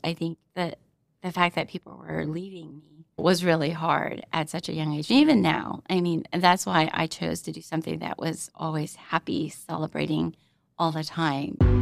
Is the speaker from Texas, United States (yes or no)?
yes; Arlington, Texas, United States; moved away as an adult; now in Oklahoma City, United States; my family finally settled in in Arlington, Texas. And that's basically where I grew up. I lived there for about 22 years.